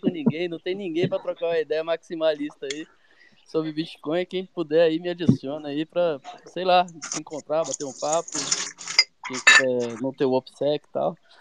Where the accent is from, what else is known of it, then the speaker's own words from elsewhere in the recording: Brasília, Federal District, Brazil; eu sou de Brasília, né? Infelizmente. Eu sou. Eu moro aqui e nasci aqui